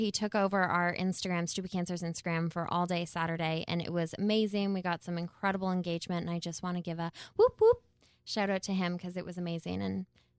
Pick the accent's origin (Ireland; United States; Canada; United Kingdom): Canada